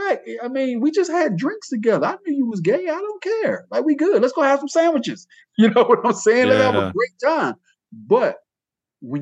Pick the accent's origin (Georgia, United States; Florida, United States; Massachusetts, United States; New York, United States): Georgia, United States; now in Sonora, United States; I was born in Georgia.